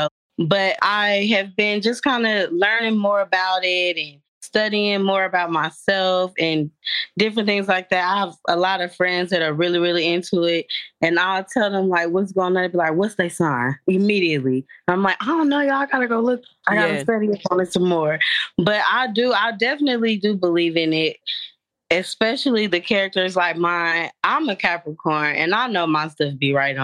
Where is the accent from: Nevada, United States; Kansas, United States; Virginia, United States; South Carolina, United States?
Kansas, United States; I am from Kansas